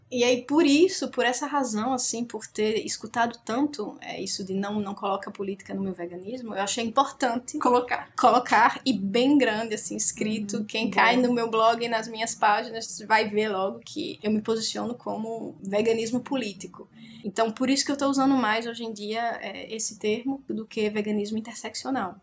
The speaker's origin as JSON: {"language": "Portuguese", "town": "Natal", "region": "Rio Grande do Norte", "country": "Brazil", "also_born_or_lived": "Paris", "moved": "as an adult", "said": "Eu eu sou de Natal, no Rio Grande do Norte, e faz muito tempo que eu saí de lá para fazer faculdade"}